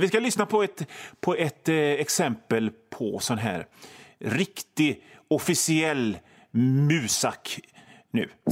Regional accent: Hönö, Västra Götaland, Sweden; jag kommer från Hönö född på Hönö på 70-talet

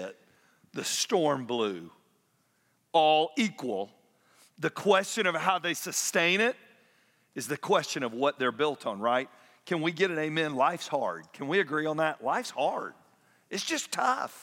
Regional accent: Atlanta, Georgia, United States; I grew up in Atlanta

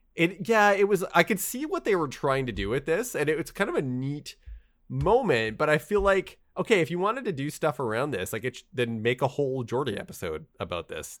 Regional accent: Canada; I was born in Canada.

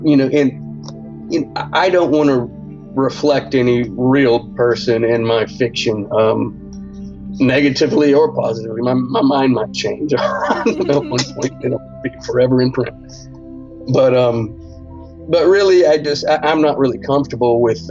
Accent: Central Alabama, United States; I'm from Central Alabama

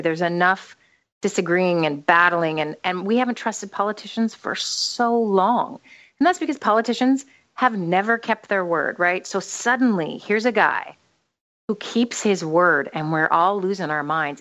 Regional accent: United States; moved away; since I'm an American

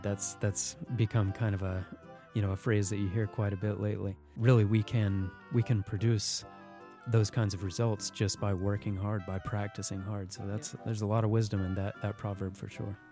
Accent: United States; as an American

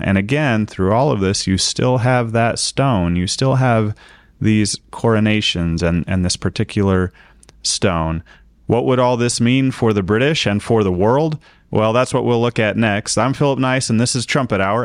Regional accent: United States; I'm an American

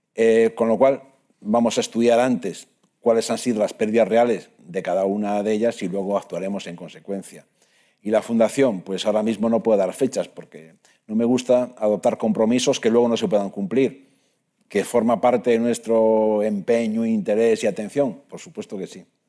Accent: Monforte de Lemos, Galicia, Spain; El equipo de mi pueblo es el Lemos, que estuvo en tercera división durante mucho tiempo, incluso pudo ascender a segunda B en su momento, pero que ahora está en regional

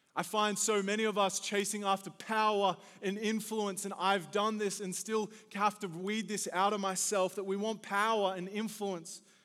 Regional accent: Australia; moved away as an adult; now in United States; Growing up in Australia

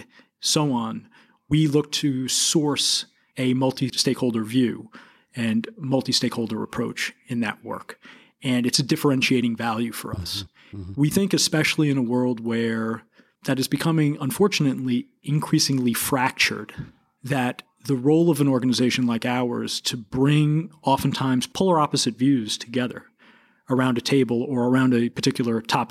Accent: New York City, New York, United States; I'm a native of New York. I grew up in Queens, New York

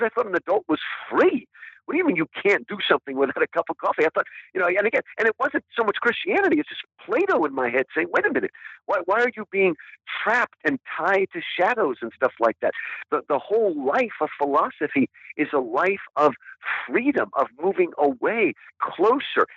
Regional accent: United States; I was born in America, that is who I am. I am an American

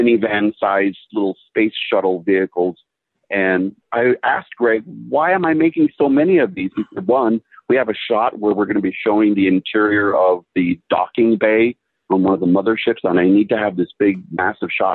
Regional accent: Riverside County, Southern California, United States; now in Los Angeles, United States; I'm here from Southern California, born and raised, but I was from out in the Riverside County area, about 50 miles east of Los Angeles

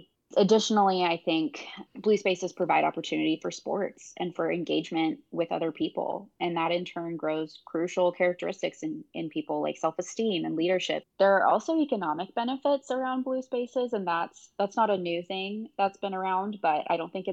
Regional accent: Houston, Texas, United States; moved away as an adult; also born or lived in Milwaukee, Wisconsin; Growing up, I grew up on the Gulf Coast of Texas. I grew up in Houston

